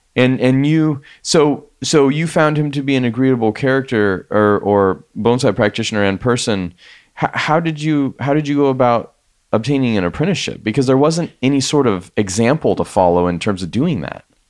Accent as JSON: {"language": "English", "region": "Colorado", "country": "United States", "tie": "born or raised there", "also_born_or_lived": "San Luis Obispo, California", "moved": "as an adult", "said": "Colorado was amazing to grow up"}